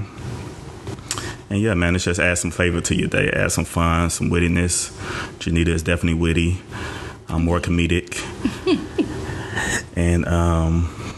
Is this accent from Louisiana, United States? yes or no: yes; Bogalusa, Louisiana, United States; also born or lived in Biloxi, Mississippi / New Orleans, Louisiana; Raised in Louisiana, Bogalusa.